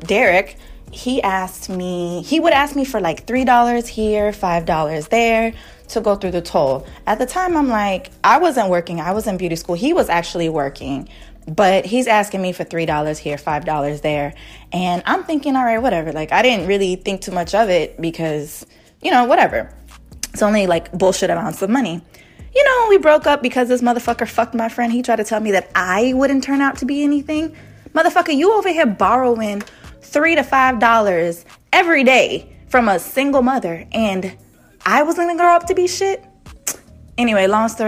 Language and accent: English; Miami, Florida, United States; I'm from Miami, Florida